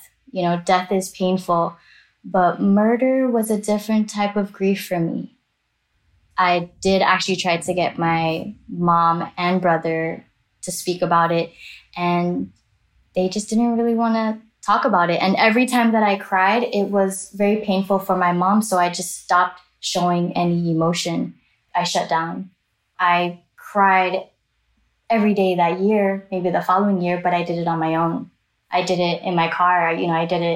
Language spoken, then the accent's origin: English; Miami, Florida, United States; I am Chinese Jamaican American. I grew up in Miami, Florida, and back and forth to Jamaica, summers, holidays